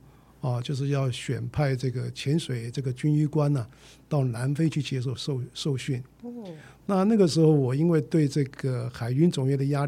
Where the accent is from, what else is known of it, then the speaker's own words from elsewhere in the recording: Chiayi, Taiwan; born there; 我是这个从嘉义出生了哦，我是这个国中第一届。